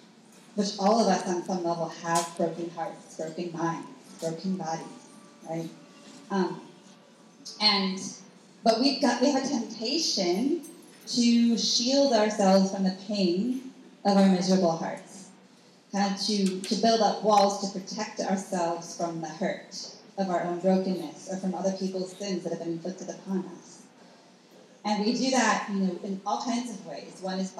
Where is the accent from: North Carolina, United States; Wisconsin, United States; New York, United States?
Wisconsin, United States; So I grew up in Wisconsin. I went to Catholic grade school, public high school, and come from a really good family.